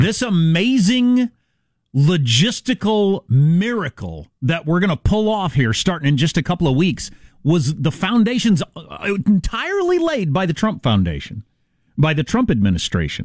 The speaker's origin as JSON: {"language": "English", "region": "Kansas", "country": "United States", "tie": "born or raised there", "said": "in Kansas, my home state"}